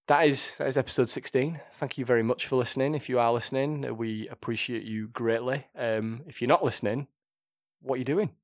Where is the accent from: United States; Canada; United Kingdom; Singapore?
United Kingdom; Yorkshire and the Humber; accent: thick Yorkshire; my thick Yorkshire accent